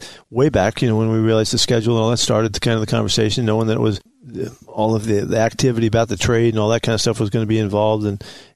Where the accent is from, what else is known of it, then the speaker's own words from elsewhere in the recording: San Francisco, California, United States; now in Seattle, United States; it's my hometown